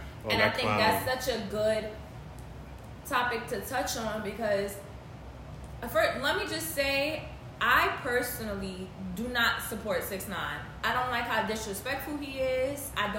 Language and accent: English; New York City, New York, United States; growing up in New York, I'm so grateful that I grew up in New York